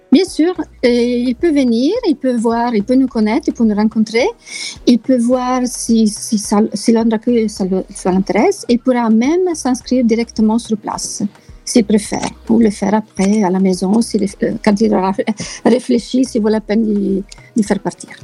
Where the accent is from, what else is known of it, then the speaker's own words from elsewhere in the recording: Italy; French is a second language; moved away as an adult; also born or lived in France / Reims / Nord, France; now in London, United Kingdom; je suis italienne d'origine, mais j'ai vécu longtemps en France